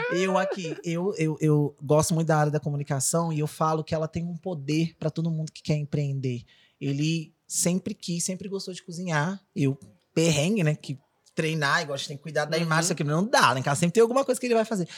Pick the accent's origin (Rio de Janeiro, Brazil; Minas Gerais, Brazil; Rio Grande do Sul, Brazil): Rio de Janeiro, Brazil; moved away; vim da escolinha de base do Flamengo, sou carioca